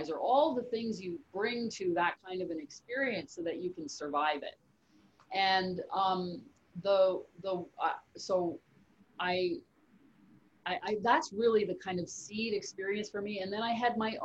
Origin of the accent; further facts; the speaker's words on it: Canada; I'm from Canada